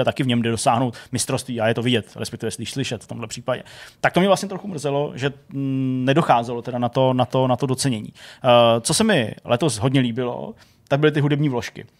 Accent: Czechia; u nás v Čechách

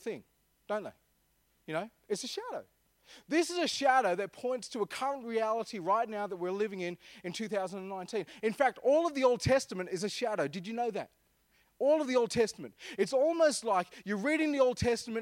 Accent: Armidale, New South Wales, Australia; I'm from Armidale

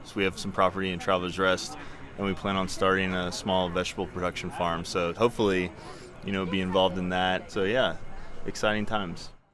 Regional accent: Tampa, Florida, United States; now in Greenville, United States; I grew up in Tampa, which is kind of uh, like a melting pot down there

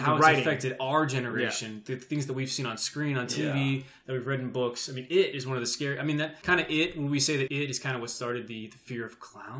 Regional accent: Bakersfield, California, United States; That's his character. I'm from Bakersfield.

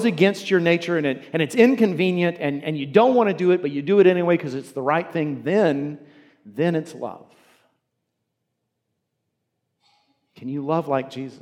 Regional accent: United States; As American Christians

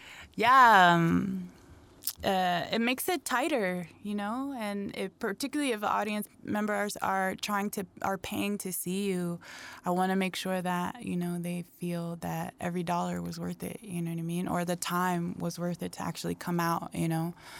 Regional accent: Springfield, Ohio, United States; also born or lived in Dayton / Chicago; I live in southern New Mexico. I live in a small town, but originally I'm from the Midwest. I was a military baby, so I was all around, but mostly I spent time in Dayton, Springfield, Ohio, which is the birthplace of funk

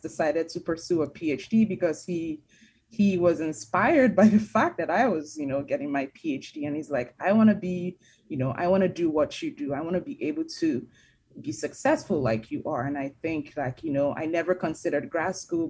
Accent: Nigeria; also born or lived in New Jersey; now in United States; I'm an immigrant myself. I'm from Nigeria.

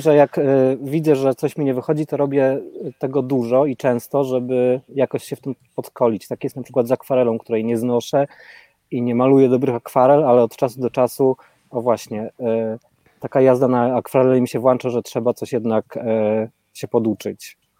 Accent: Rzeszów, Subcarpathian Voivodeship, Poland; now in Portugal; ja pochodzę z tej lepszej dzielnicy

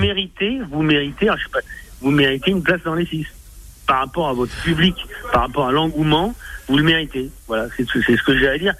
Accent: near Bordeaux, Nouvelle-Aquitaine, France; je suis de Liban, je suis pas de Bordeaux, mais c'est pas loin

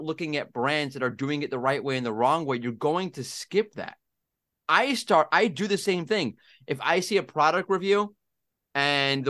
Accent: United States; accent: American; now in Israel; my American accent

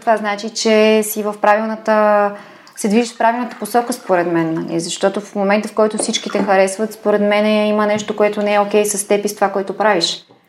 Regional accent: Bulgaria; also born or lived in Milan, Italy; аз съм от България

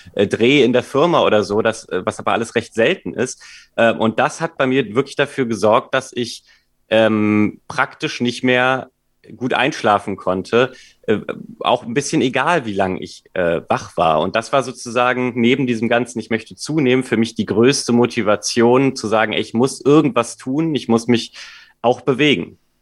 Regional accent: Cologne, North Rhine-Westphalia, Germany; moved away as an adult; now in Hamburg, Germany; ich komme ursprünglich aus Köln

